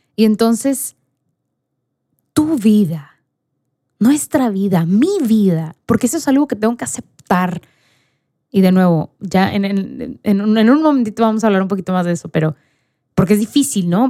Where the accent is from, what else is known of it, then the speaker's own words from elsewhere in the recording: Mexico; yo era la única mexicana